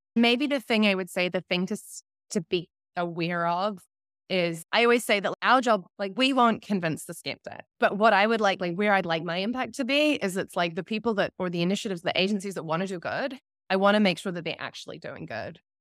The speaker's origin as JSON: {"language": "English", "country": "New Zealand", "accent": "New Zealand", "said": "that was my New Zealand accent."}